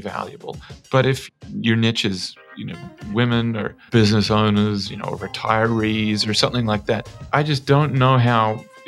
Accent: Australia; moved away as an adult; now in Bay Area, United States; I'm from Australia

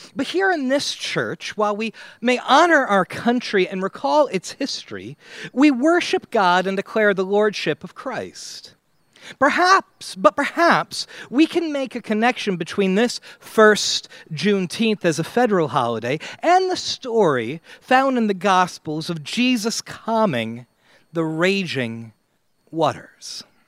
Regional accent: United States; as an American

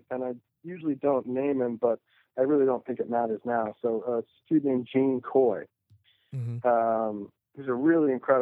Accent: Sonoma County, Northern California, United States; moved away as an adult; now in Los Angeles, United States; I moved down here from Sonoma County when I was 19

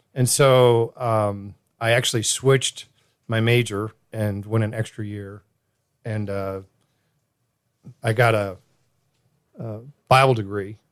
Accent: Southern California, United States; now in Greenville, United States; growing up in Southern Cal

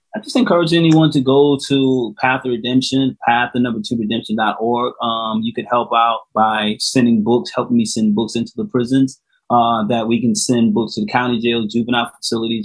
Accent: South Carolina, United States; right here in my home state

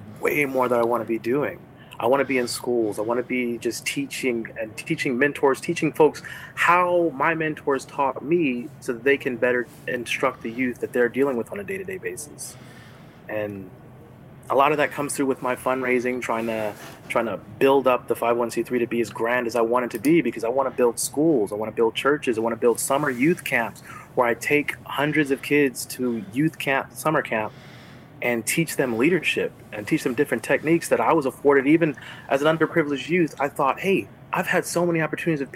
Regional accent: Los Angeles, California, United States; now in Florida, United States; I'm from Los Angeles, but right now I'm in Florida

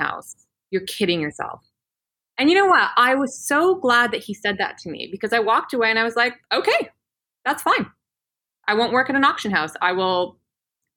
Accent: Peachland, British Columbia, Canada; moved away as an adult; now in London, United Kingdom; I'm from a tiny little town called Peachland in Canada

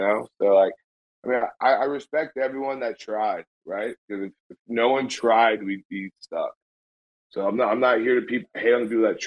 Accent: United States; I'm an American, but I still am Greek

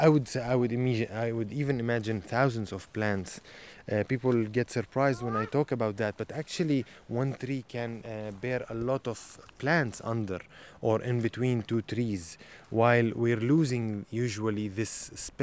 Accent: Nazareth, Northern District, Israel; Growing up in Nazareth

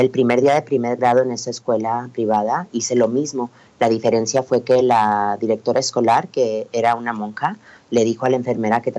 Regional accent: El Paso, Texas, United States; Yo nací y crecí en El Paso, Texas.

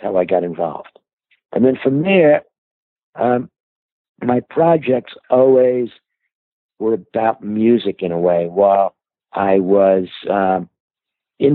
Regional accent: New York City, New York, United States; I started out as a kid growing up in Brooklyn

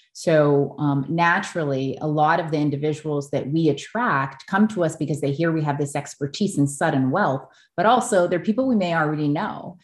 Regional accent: Oahu, Hawaii, United States; I grew up on Oahu, as, as you know, in a multicultural, multiracial family

